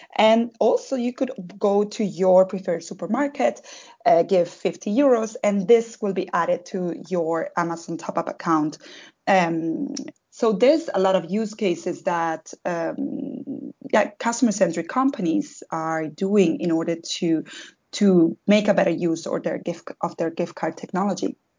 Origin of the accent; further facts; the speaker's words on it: southern Spain, Spain; moved away as an adult; now in Berlin, Germany; I come from South Spain